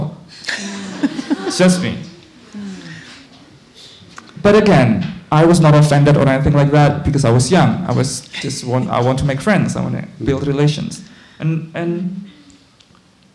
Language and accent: English; Indonesia; moved away as an adult; I'm from Indonesia, but in 2008, 2009, when I was a senior in high school in an Islamic boarding school back home